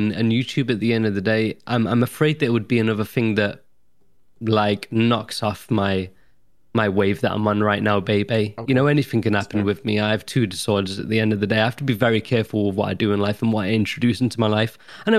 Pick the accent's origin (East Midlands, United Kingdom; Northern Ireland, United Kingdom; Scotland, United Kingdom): East Midlands, United Kingdom; Nottingham; but I'm well-spoken for a Nottinghamshire lad. Very well-spoken. Whenever I go into town, I've lived in Nottingham all my life, and I get